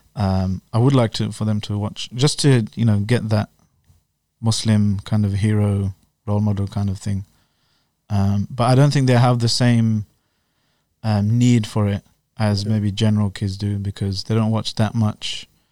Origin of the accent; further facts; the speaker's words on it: London, United Kingdom; now in Slough, United Kingdom; I was born and raised in West London.